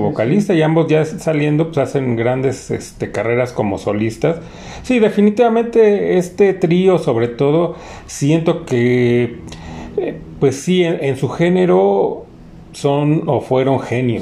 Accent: Mexico; como mexicanos

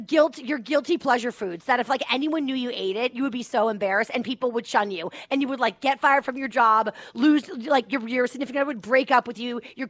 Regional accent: Boston, Massachusetts, United States; moved away; I'm a Boston girl. I'm a Boston native. It's my hometown.

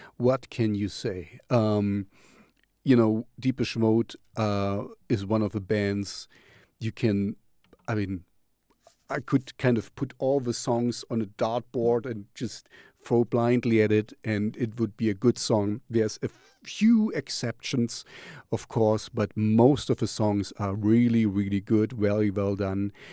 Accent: Jena, Thuringia, Germany; here I'm from Jena

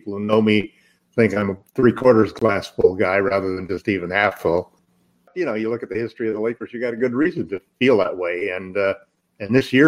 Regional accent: Southern California, United States; now in Northern California, United States; I live in Northern California now, but I grew up in Southern California

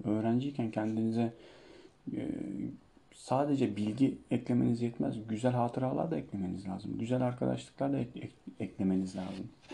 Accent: Çivril, Denizli, Turkey; Ama Trabzonlu değilim. Ben Denizliliyim. Denizli'nin Çivril ilçesinden.

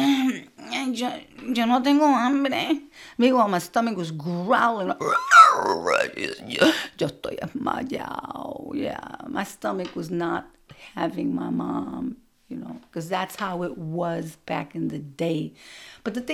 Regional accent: New York City, New York, United States; growing up in Brooklyn in the 60s and 70s

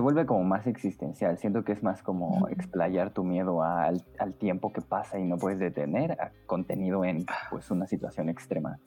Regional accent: Mexico; como mexicanos

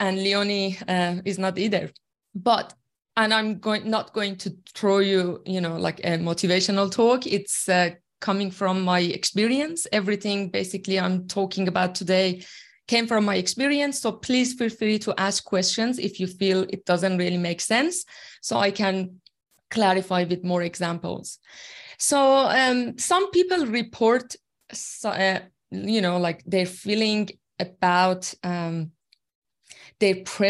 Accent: Iran; first language Persian; English is a second language; moved away as an adult; now in Australia; I'm originally from Iran, and I've been in Australia for 8 years now. And my second language, obviously, is English. My first language is Farsi

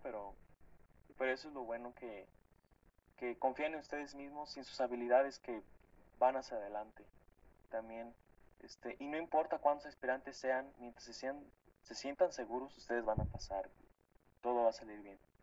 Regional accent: State of Mexico, Mexico; yo siempre digo que soy del municipio del estado, digo, del estado de México, del municipio de Lubianos. Pues este, es un pueblito de aquí

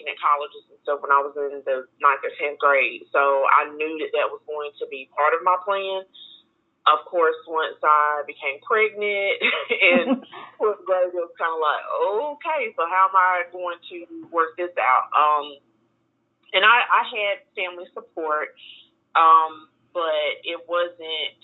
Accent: Greenville, South Carolina, United States; I'm from Greenville, South Carolina

